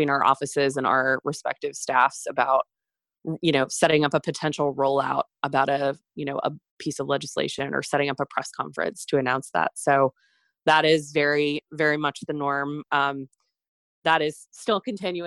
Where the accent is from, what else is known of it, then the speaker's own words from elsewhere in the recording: Maine, United States; moved away as an adult; my family's house, where I grew up in Maine